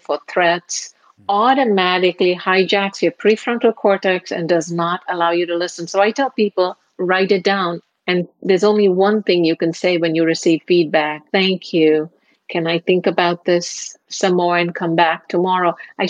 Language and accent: English; India; moved away as an adult; now in United States; Marriage brought me to the U.S. And since I'm from India, a marriage was arranged.